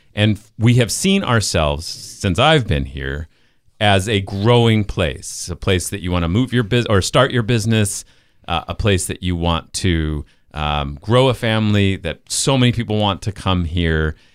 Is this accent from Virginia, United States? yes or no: no; Salt Lake City, Utah, United States; moved away; I'm from Salt Lake City